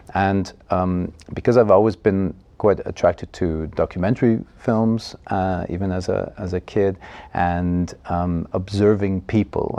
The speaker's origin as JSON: {"language": "English", "town": "Montreal", "region": "Quebec", "country": "Canada", "tie": "born or raised there", "moved": "yes", "lives_now": "Estonia", "said": "I was born in Montreal, in the province of Quebec, Canada, in 1965."}